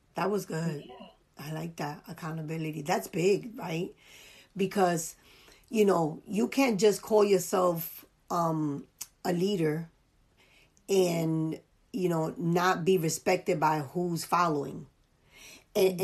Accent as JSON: {"language": "English", "town": "New York City", "region": "New York", "country": "United States", "tie": "born or raised there", "said": "born and raised in the Bronx"}